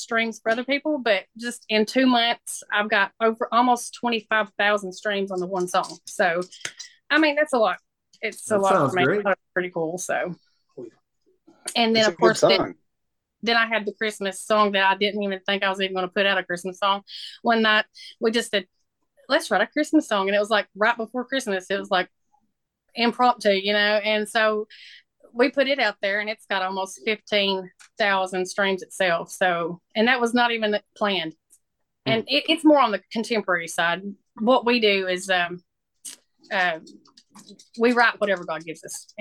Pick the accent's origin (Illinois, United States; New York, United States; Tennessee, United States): Tennessee, United States; McMinnville; moved away as an adult; now in West Virginia, United States; I am originally from Tennessee, a little town called McMinnville, south of Nashville.